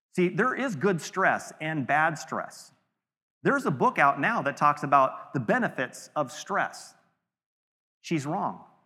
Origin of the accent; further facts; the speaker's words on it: California, United States; we're all from California